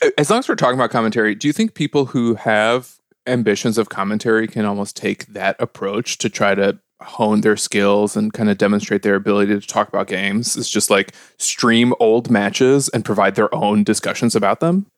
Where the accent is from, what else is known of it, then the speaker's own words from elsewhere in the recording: Chicago, Illinois, United States; I'm from Chicago